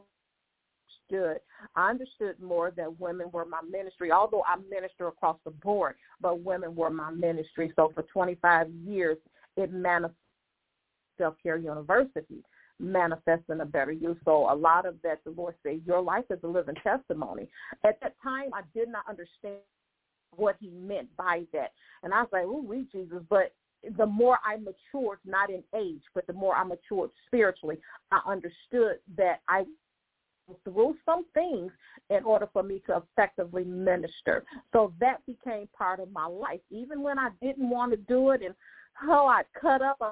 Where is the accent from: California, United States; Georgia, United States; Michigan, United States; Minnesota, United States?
Michigan, United States; Detroit; also born or lived in Lake Providence, Louisiana / Texas / Houston; I was born in Louisiana, Lake Providence, Louisiana, raised 85% of my life in Detroit, some in Louisiana and some in Texas